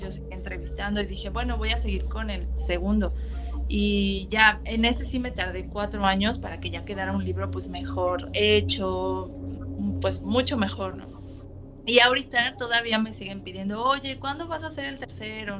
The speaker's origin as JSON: {"language": "Spanish", "town": "Cuautla", "region": "Morelos", "country": "Mexico", "tie": "born or raised there", "said": "yo cuando era niña vivíamos en Cuautla, era una zona semi rural"}